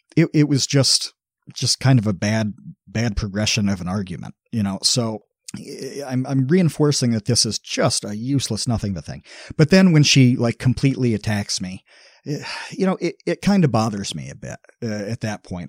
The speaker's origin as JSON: {"language": "English", "country": "United States", "said": "I'm from the United States"}